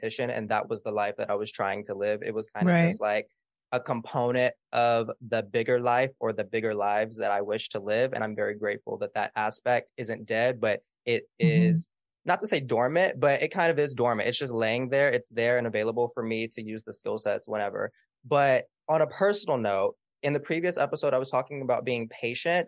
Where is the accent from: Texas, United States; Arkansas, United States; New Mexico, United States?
Arkansas, United States; Little Rock; my hometown of Little Rock, Arkansas